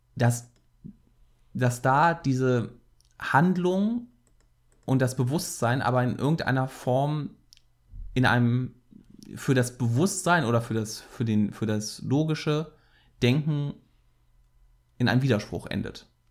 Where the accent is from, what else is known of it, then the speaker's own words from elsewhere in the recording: Cologne, North Rhine-Westphalia, Germany; als äh, Kölner ist man ja auch leidgeprüfter FC-Fan.